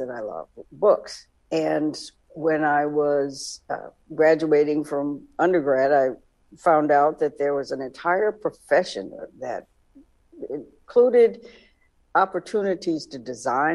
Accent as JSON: {"language": "English", "town": "Tallahassee", "region": "Florida", "country": "United States", "tie": "born or raised there", "said": "was born in Tallahassee, Florida, on the campus of Florida A&M"}